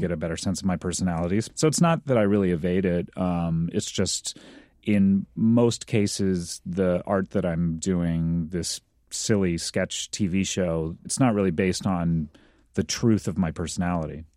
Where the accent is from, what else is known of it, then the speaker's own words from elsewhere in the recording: Orange County, California, United States; I grew up in Orange County, uh, California